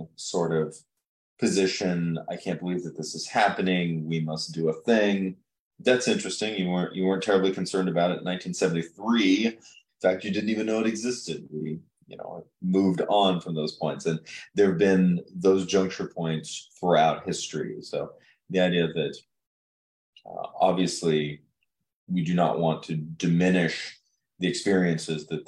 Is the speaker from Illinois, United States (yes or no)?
yes; Chillicothe, Illinois, United States; growing up in Chillicothe, which, you know, I associate my hometown in Illinois with the river